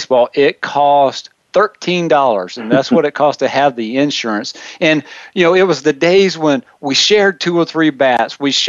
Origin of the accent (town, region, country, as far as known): South Carolina, United States; born or raised there; moved away as an adult; now in Wichita, United States